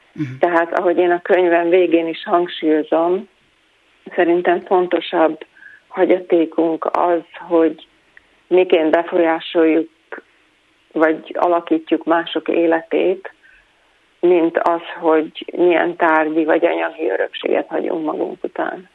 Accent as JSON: {"language": "Hungarian", "country": "Hungary", "tie": "born or raised there", "said": "Hát én voltam az utolsó, aki még Magyarországon élt"}